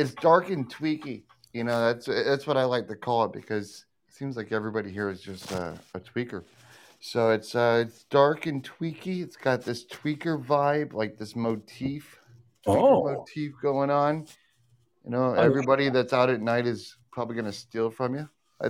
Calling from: Michigan, United States

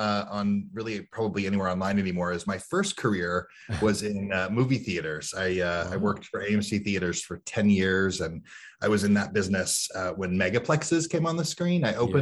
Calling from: Tampa, Florida, United States; Today, I'm calling in from Tampa, Florida. I'm spending a few days with my parents.

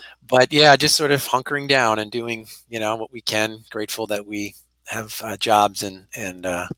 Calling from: Philadelphia, Pennsylvania, United States; So I'm also calling from my home. I'm in University City, Philadelphia.

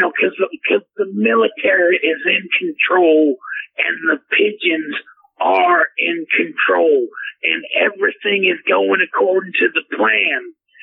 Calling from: Odessa, Texas, United States; I'm calling from Odessa, Texas, and I just wanted to say to all my fans out there, hey, hook 'em horns from the Texas terrorists.

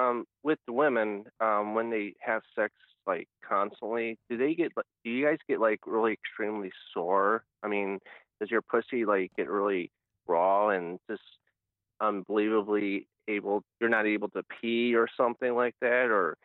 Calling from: Cleveland, Ohio, United States; This is … from Cleveland, Ohio.

